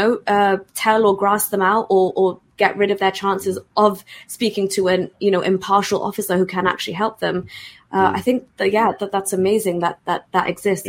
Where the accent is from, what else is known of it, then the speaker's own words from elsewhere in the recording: United Kingdom; So even me just being a British Pakistani